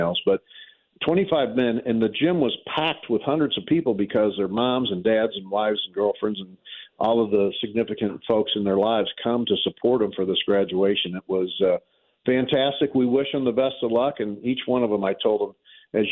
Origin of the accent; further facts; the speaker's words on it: St. Louis, Missouri, United States; I'm from North St. Louis there in Walnut Park and Baden